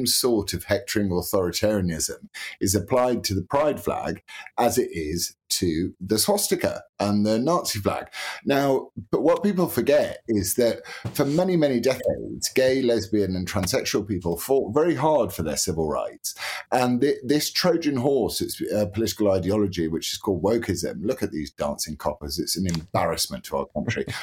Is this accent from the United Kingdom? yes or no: yes; United Kingdom; as British people